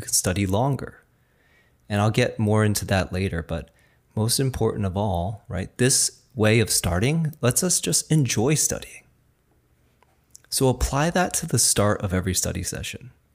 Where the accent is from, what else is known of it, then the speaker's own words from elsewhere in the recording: New Jersey, United States; first language Chinese; English is a second language; even though I was born in, you know, New Jersey, I was raised speaking Chinese, and I went to school without a lick of English.